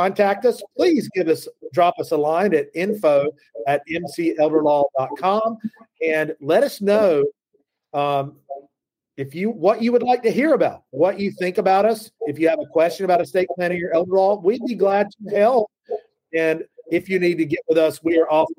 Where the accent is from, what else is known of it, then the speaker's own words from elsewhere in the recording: the South, United States; accent: Southern; as a Southerner, when I say law, it comes out somewhere around L-A-W-R